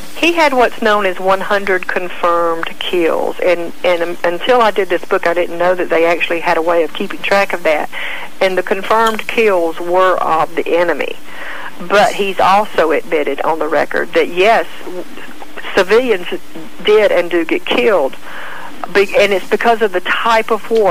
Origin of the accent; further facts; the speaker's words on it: near Fort Benning, Georgia, United States; I grew up near Fort Benning